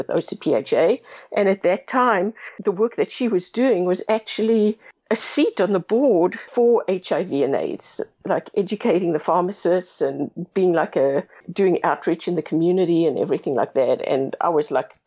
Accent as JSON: {"language": "English", "country": "South Africa", "also_born_or_lived": "Bakersfield, California", "moved": "as an adult", "lives_now": "Orange County, United States", "said": "I'm originally from South Africa and actually went to pharmacy school in South Africa. And once I graduated, I moved to Southern California"}